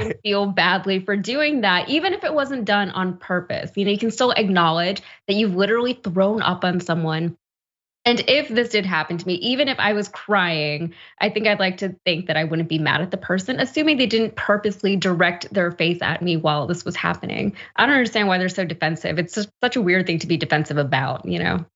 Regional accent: Texas, United States; as a Texan

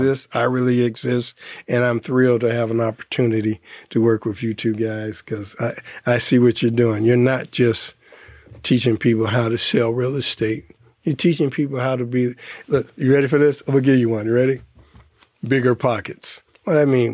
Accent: Detroit, Michigan, United States; also born or lived in Ann Arbor; I'm from Detroit, I went, lived in Ann Arbor.

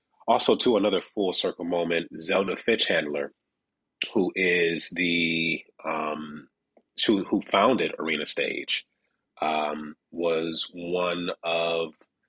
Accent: Detroit, Michigan, United States; my first initial audition was actually in Detroit, Michigan, my hometown.

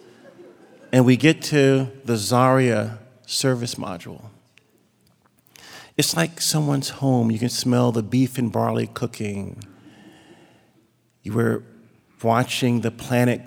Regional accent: Virginia, United States; moved away; Virginia, my hometown

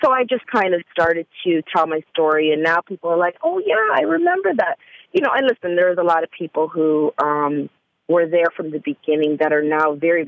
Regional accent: Canada; now in Atlanta, United States; I am from Canada, and I only been in Atlanta for about, I'd say almost a full year, fully. So it took a Canadian.

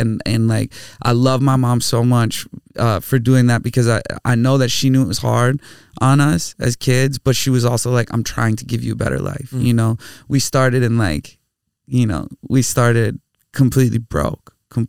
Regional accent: Bloomington, Minnesota, United States; I grew up in Bloomington, Minnesota.

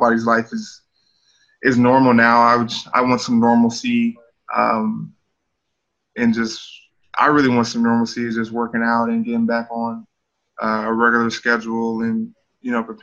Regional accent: Sacramento, California, United States; I'm from Sacramento. You know, I take pride in being from there

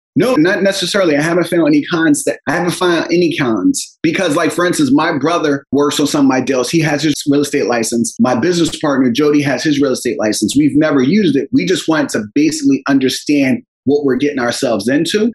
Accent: Philadelphia, Pennsylvania, United States; I grew up in Philadelphia with my six siblings and a single parent household

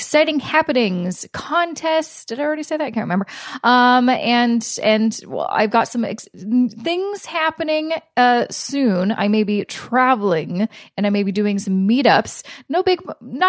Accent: Canada; I'm Canadian

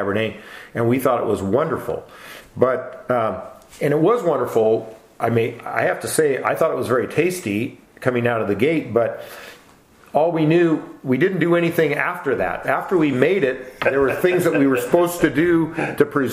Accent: Walla Walla, Washington, United States; I was born and raised in Walla Walla

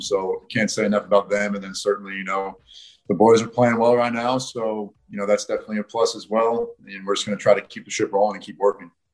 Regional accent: United States; moved away as an adult; also born or lived in Notre Dame; now in Perth, Australia; being an American kid

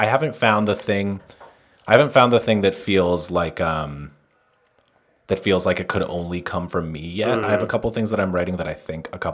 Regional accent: New York, United States; I'm from, I'm from here. I'm not from Manhattan, but I'm from here enough that like, I love it

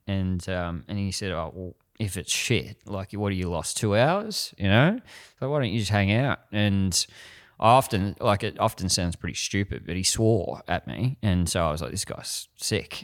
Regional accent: Frankston, Victoria, Australia; I grew up in Frankston and that was the mold of a man

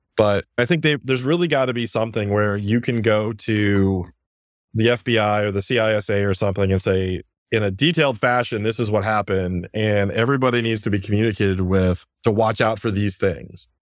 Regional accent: Iowa, United States; now in Virginia, United States; Growing up in Iowa

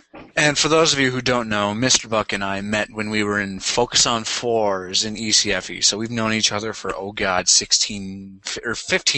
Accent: Scotland, United Kingdom; I'm really a Scot.

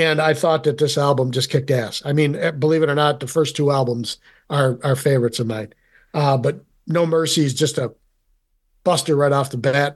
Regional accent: Rome, New York, United States; being from Central New York, I'm originally from Rome

